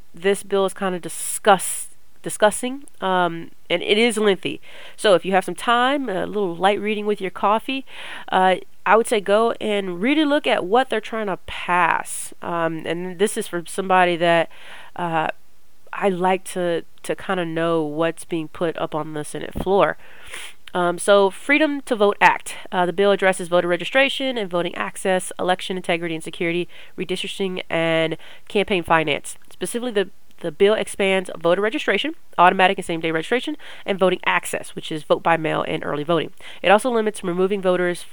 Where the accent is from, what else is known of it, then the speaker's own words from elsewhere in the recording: Texas, United States; I'm from Texas